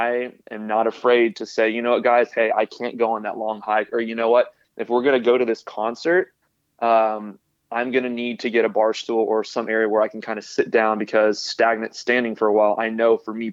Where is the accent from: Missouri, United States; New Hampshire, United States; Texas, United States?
Texas, United States; Houston; now in Austin, United States; I grew up in Houston and I'm currently living in Austin